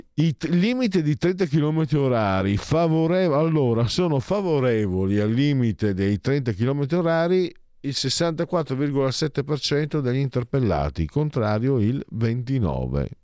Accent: Triveneto, Italy; Io vengo dal Triveneto e dalle mie parti era pieno di aziende che lavoravano per la Germania

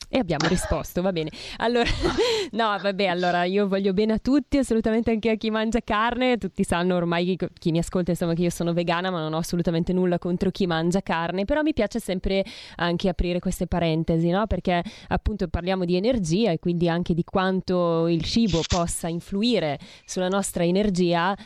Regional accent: Bergamo, Lombardy, Italy; io poi sono bergamasca, figurati da noi si mangia tantissima carne

